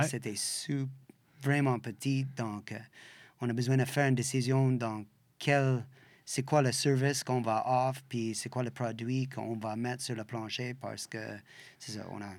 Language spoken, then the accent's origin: French; Western Canada, Canada; French is a second language; also born or lived in Australia; now in Quebec, Canada; Je viens de l'Ouest, comme, puis toutes les années de séparation, puis tout ça, on est comme de l'Ouest